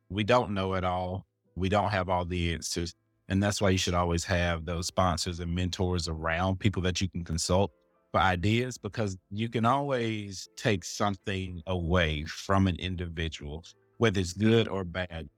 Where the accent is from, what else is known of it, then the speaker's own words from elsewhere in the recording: Jackson, Mississippi, United States; also born or lived in Arkansas; now in Charlotte, United States; I'm originally from Jackson, Mississippi, currently living in Charlotte, North Carolina